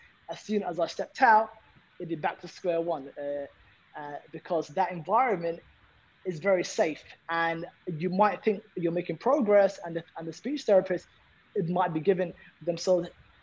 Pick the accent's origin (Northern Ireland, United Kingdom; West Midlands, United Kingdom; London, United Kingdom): London, United Kingdom; There's 7 of us, you know, growing up in London.